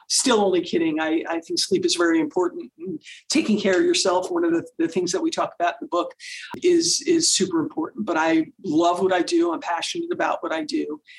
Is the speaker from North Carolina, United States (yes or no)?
no; Philadelphia, Pennsylvania, United States; moved away as an adult; now in California, United States; I was born and raised in Philadelphia and moved out to California the night I graduated from law school